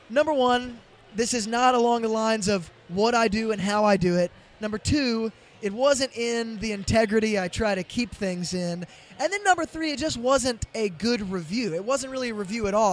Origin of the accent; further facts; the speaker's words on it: Franklin, Tennessee, United States; So I grew up in Franklin, which is right outside of Nashville.